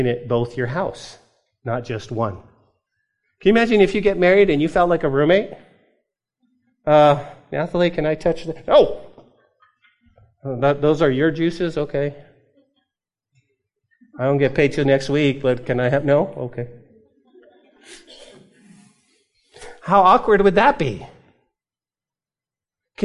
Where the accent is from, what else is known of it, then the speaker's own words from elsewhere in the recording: New Mexico, United States; Growing up in New Mexico, when I was a kid, we weren't given allowance